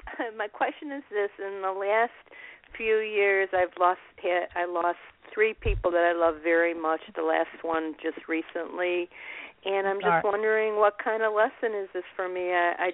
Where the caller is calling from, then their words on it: Chicago, Illinois, United States; I'm calling from Chicago area.